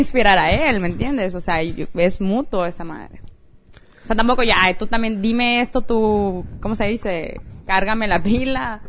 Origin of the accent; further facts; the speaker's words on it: Mexico; moved away; Vengo de México.